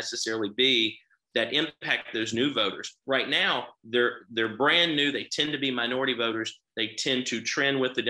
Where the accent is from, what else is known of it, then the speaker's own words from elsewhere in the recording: Charleston, West Virginia, United States; moved away; also born or lived in Huntington, West Virginia; I grew up right outside of Charleston.